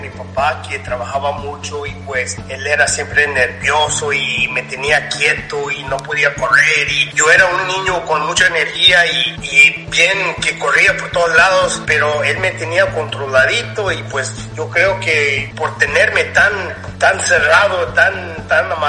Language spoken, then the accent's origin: Spanish; Los Angeles, California, United States; accent: chicano; yo era más como chicano también porque yo pues crecí entre los mexicanos, salí de, de esa área de, de los salvadoreños, me fui a una área donde era puro chicanos, puro, puros ah, Mexican Americans